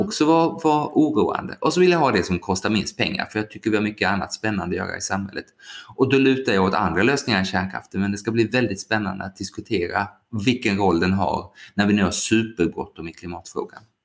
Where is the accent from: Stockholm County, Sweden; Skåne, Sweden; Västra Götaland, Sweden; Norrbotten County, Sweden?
Skåne, Sweden; när jag var liten och bodde i Skåne